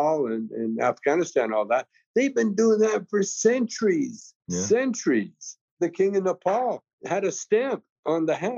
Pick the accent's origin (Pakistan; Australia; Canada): Canada; now I'm from Canada